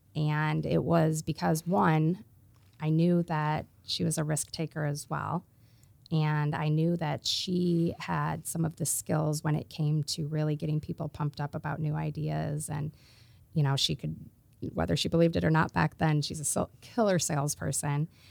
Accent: Iowa, United States; I'm from Iowa

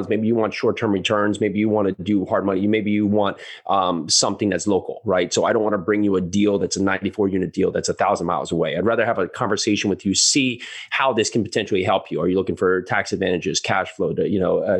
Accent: United States; also born or lived in New York City; we born and raised on the East Coast, you know, right outside New York City, lived in New York City for a while

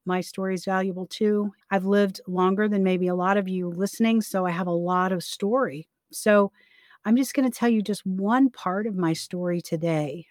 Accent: Florida, United States; also born or lived in Key West; I was from Florida

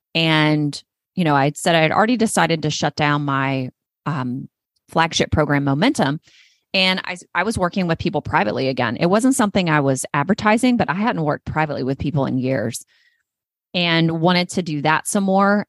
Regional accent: North Carolina, United States; North Carolina is my home state. It's where I was born and raised.

